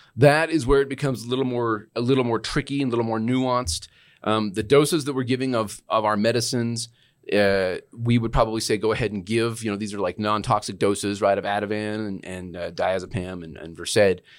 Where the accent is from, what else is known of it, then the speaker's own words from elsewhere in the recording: Utah, United States; moved away as an adult; also born or lived in Arizona / New Mexico; now in Albuquerque, United States; I'm from Utah